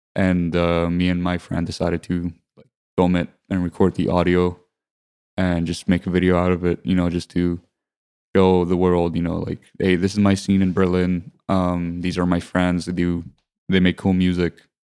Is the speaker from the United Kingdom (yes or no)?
no; Limassol, Limassol District, Cyprus; I grew up in Limassol, Cyprus